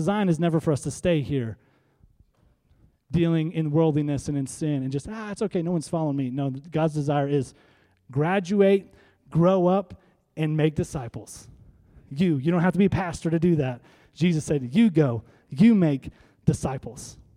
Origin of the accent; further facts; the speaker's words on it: North Iowa, United States; we're from North Iowa